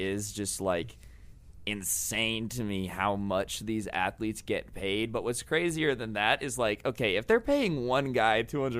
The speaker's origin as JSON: {"language": "English", "town": "Las Vegas", "region": "Nevada", "country": "United States", "said": "I mean, you know, I would. I'm from Vegas."}